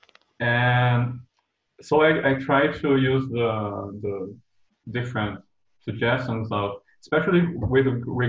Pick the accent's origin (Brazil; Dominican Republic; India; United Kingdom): Brazil; I'm from Brazil